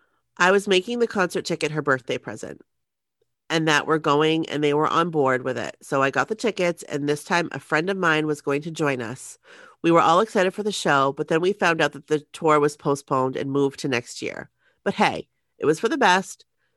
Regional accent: Pittsburgh, Pennsylvania, United States; I got the chance to see them in concert for the first time ever in my hometown of Pittsburgh, PA, at PPG Paints Arena.

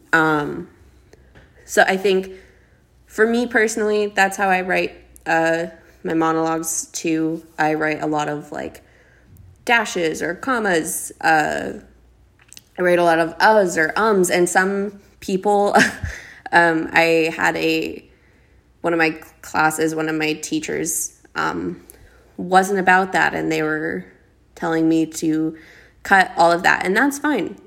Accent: South Dakota, United States; now in Los Angeles, United States; I always felt so stuck in my hometown. I'm from a very small town in South Dakota, and just about everybody knows everyone

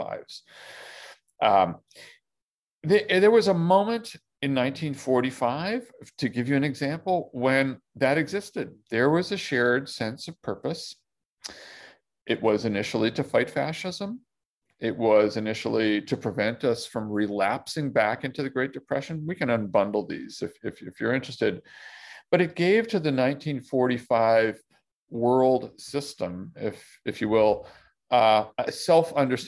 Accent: Toronto, Ontario, Canada; grew up in Toronto

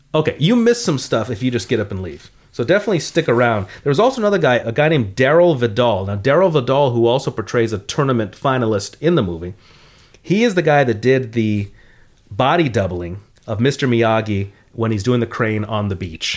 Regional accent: Los Angeles, California, United States; I grew up in the San Fernando Valley

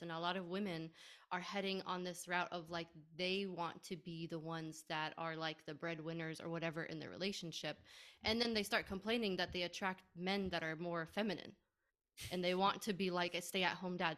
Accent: United States; being Arab in a Muslim family, born and raised in America

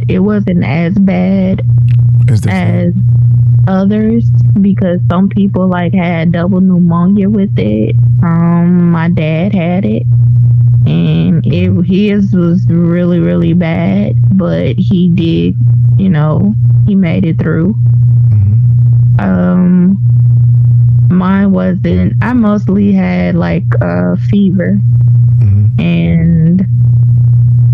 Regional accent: Mississippi, United States; I'm from Mississippi

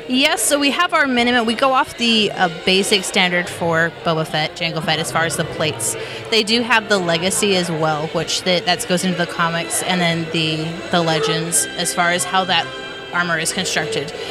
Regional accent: Montana, United States; moved away; I'm originally from Montana

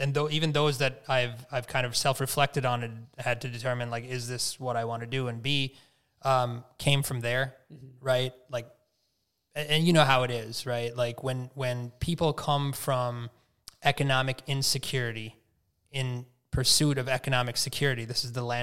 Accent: Minnesota, United States; I was born in Minnesota

